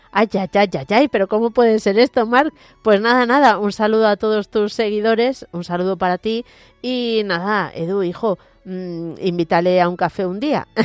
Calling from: Valencia, Valencian Community, Spain; Hola Mónica … de Valencia.

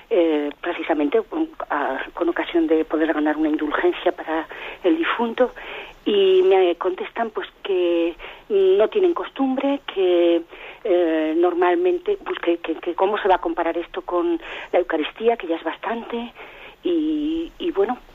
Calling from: Cartagena, Region of Murcia, Spain; de Cartagena.

